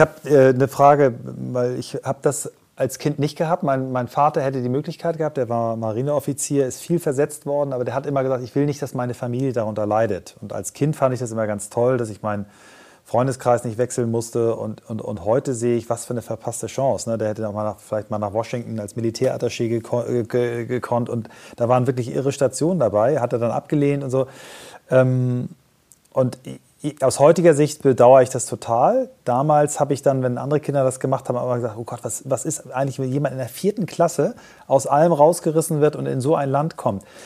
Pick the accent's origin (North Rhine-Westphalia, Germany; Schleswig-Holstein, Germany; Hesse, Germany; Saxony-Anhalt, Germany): Schleswig-Holstein, Germany; Kiel; wir sind ja beide Kieler